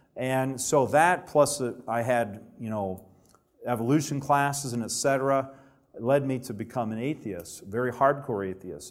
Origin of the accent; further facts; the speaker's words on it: Alabama, United States; I grew up in Alabama where there's not a lot of Adventists